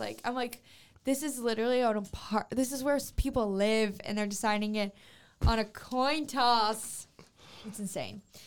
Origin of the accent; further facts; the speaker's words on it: Louisiana, United States; I'm from Louisiana